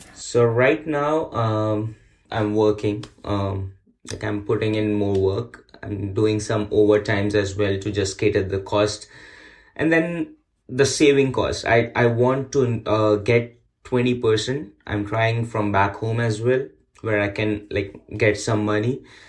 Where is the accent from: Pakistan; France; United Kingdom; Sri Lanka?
Pakistan; moved away as an adult; now in Markham, Canada; I came here after getting married to Fatima. My hometown is Pakistan